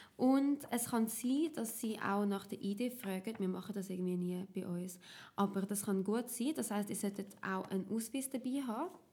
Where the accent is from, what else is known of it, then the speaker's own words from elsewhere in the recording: Zurich, Switzerland; ich bin aus dem Kanton Zürich